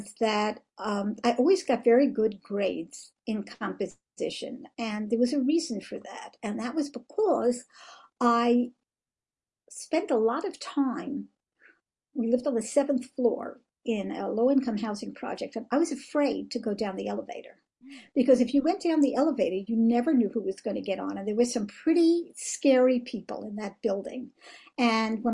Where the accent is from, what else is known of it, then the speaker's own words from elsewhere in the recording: United States; moved away as an adult; now in Israel; I was born in America